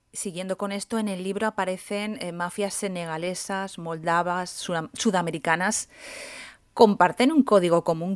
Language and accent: Spanish; Candasnos, Aragon, Spain; en mi pueblo, en Candasnos